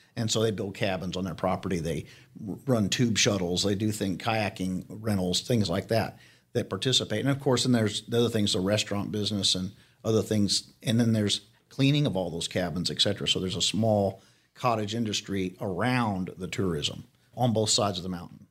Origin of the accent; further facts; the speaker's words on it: Arizona, United States; also born or lived in Real County, Texas; now in Leakey, United States; I'm from Arizona.